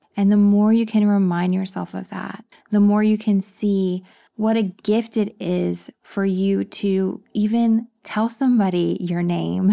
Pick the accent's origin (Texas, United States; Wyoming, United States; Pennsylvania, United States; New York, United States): Texas, United States; moved away; I grew up in Texas, so I'm used to the heat.